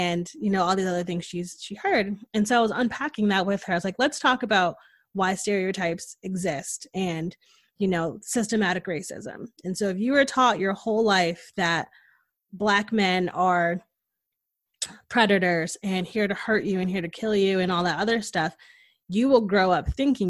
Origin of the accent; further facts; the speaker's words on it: Connecticut, United States; moved away as an adult; now in Austin, United States; growing up in Connecticut, Connecticut is very liberal and progressive